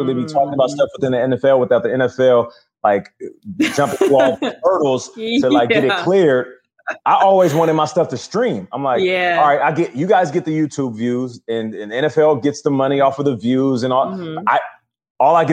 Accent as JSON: {"language": "English", "town": "Seattle", "region": "Washington", "country": "United States", "also_born_or_lived": "Arizona", "moved": "as an adult", "lives_now": "New York, United States", "said": "we're both from Seattle"}